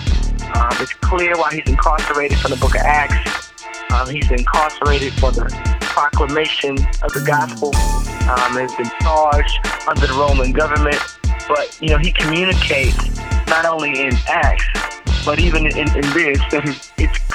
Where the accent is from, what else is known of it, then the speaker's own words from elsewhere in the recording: Dallas, Texas, United States; moved away; also born or lived in Memphis, Tennessee; I was born and raised in Dallas, Texas.